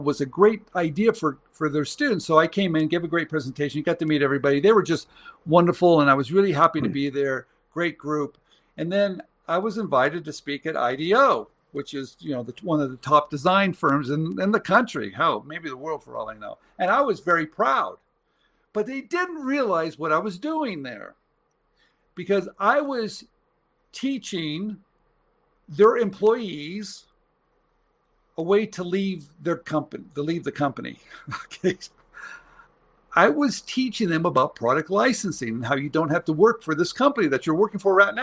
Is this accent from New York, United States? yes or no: no; San Jose, California, United States; I'm from San Jose, Los Gatos